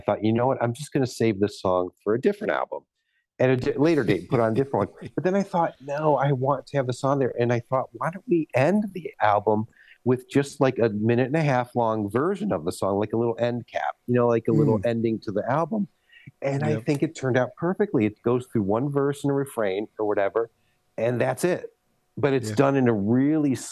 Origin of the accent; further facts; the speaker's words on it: Ohio, United States; now in California, United States; I'm from the East. I'm from Ohio